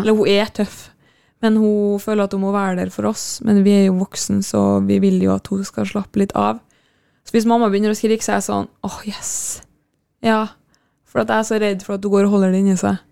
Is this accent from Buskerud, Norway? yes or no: no; Kristiansund, Møre og Romsdal, Norway; moved away; når jeg er hjemme i Kristiansund